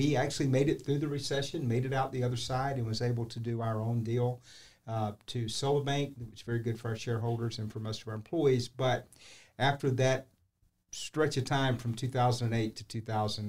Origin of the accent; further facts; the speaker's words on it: Port St. Joe, Florida, United States; now in St. Johns County, United States; I grew up in Port St. Joe, Florida. Born and raised there